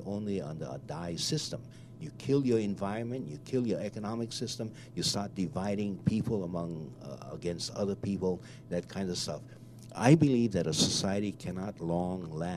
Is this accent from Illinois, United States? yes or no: no; Hawaii, United States; I am Native Hawaiian